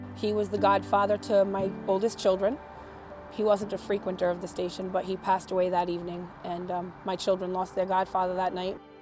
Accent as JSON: {"language": "English", "town": "Pawtucket", "region": "Rhode Island", "country": "United States", "lives_now": "Charlestown, United States", "said": "I'm from Rhode Island, originally from Pawtucket. Now I live in Charlestown"}